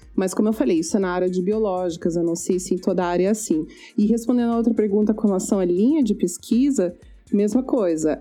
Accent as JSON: {"language": "Portuguese", "country": "Brazil", "moved": "as an adult", "lives_now": "Canada", "said": "a gente como brasileiro"}